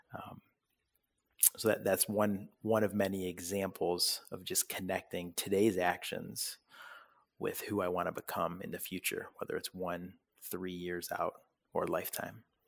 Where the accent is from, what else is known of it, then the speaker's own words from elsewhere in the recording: Parma, Ohio, United States; also born or lived in Oxford, Ohio / Richfield, Ohio; I was born and raised in Parma, Ohio